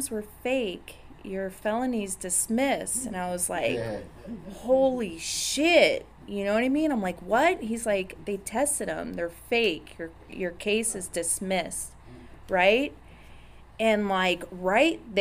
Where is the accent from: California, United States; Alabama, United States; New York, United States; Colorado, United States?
California, United States; Orange County; I'm from Orange County